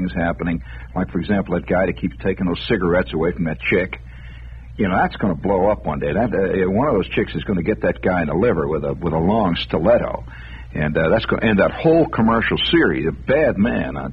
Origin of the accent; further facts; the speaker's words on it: United States; I'm an American